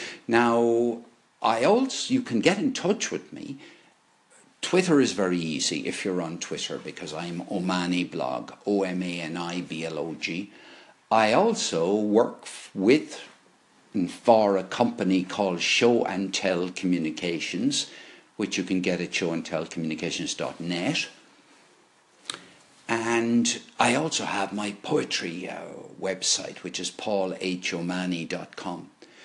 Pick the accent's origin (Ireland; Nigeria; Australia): Ireland; Limerick, Munster; born there; also born or lived in Dublin / London / Bath; now in Cork, Ireland; By the way, I was born in Limerick, went to live in Dublin, went to live in London, the West Country, ended up in Bath, and then came to Cork in 2005.